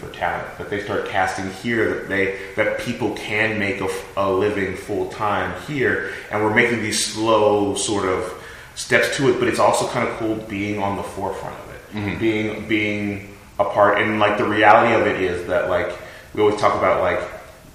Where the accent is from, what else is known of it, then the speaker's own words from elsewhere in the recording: Los Angeles, California, United States; now in Georgia, United States; I grew up in Los Angeles